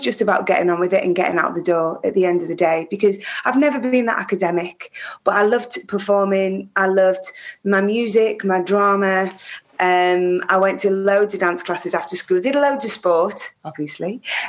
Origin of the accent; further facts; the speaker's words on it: Prescot, North West England, United Kingdom; born there; I was born in Whiston Hospital, which is in Prescott, which is just outside Liverpool.